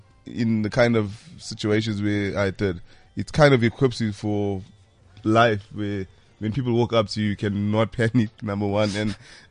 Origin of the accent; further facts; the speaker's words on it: Durban, KwaZulu-Natal, South Africa; I grew up in Durban. Newlands East, specifically in Durban.